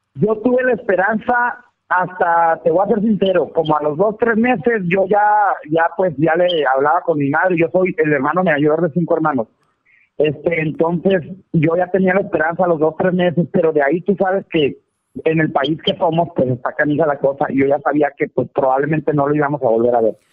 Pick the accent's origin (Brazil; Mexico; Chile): Mexico; Valle de la Trinidad, Baja California; moved away as an adult; also born or lived in United States; now in Mexicali, Mexico; Yo estoy en Mexicali, Baja California, más soy originario de Valle de la Peña, es mi pueblo